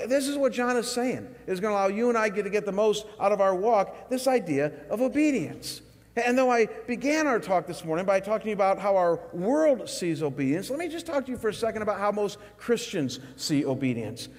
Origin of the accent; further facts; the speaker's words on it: Chagrin Falls, Ohio, United States; my hometown of Chagrin Falls, Ohio